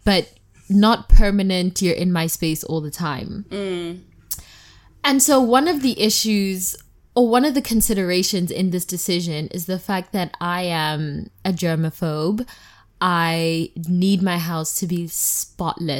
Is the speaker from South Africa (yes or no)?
yes; South Africa; now in United States; I am South African. And, like, I've also just grown up always having, like, a gardener or, like, help in the house